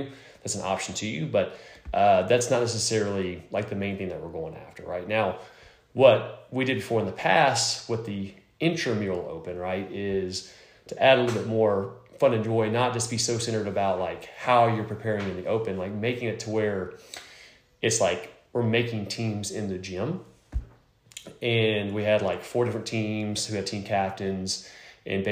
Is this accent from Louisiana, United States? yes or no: yes; Lake Charles, Louisiana, United States; we're from Lake Charles